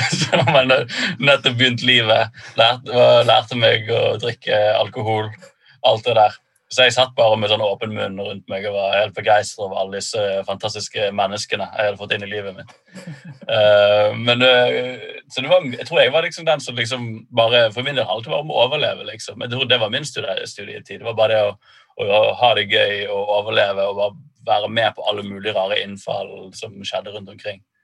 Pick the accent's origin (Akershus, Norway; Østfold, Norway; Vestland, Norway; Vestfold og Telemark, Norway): Vestland, Norway; Bergen; moved away as an adult; Jeg er født og oppvokst i Bergen